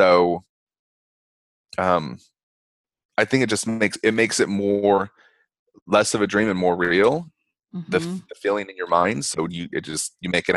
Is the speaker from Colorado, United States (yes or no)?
yes; Denver, Colorado, United States; now in Provincetown, United States; I'm from Denver